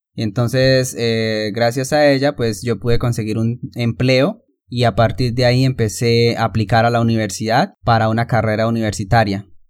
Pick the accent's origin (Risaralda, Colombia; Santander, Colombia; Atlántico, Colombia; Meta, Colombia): Santander, Colombia; also born or lived in Barrancabermeja, Colombia; Mis padres se mudaron a vivir en el a una finca eh, aquí mismo en Santander